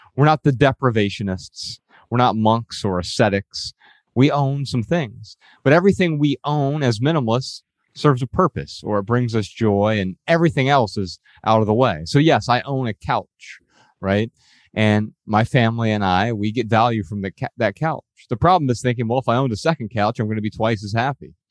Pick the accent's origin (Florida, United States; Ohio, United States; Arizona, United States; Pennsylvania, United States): Ohio, United States; Dayton; We grew up in Dayton, Ohio